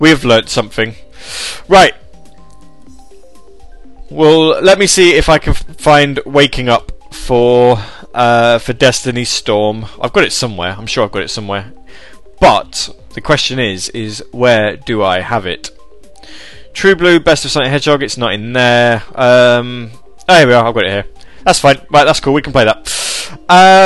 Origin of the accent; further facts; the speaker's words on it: United Kingdom; I'm in the UK. UK. I mean, I'm from the United Kingdom.